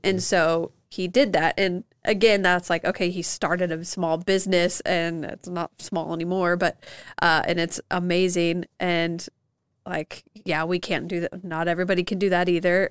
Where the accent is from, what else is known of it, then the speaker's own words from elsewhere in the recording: Evansville, Indiana, United States; growing up in Evansville